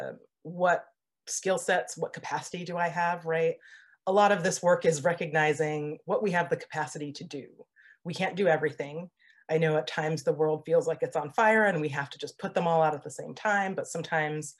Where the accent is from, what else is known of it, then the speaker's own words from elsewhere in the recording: New Jersey, United States; moved away as an adult; also born or lived in Washington State; now in Washington, United States; I'm an East Coaster. I was born and raised in New Jersey